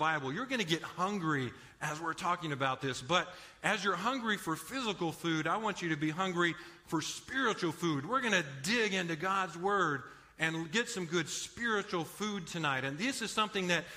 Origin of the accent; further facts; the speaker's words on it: Los Angeles, California, United States; moved away as an adult; now in San Antonio, United States; I actually grew up in Los Angeles area. Now, I tell people I'm not quite from East L.A. I'm from Far East L.A.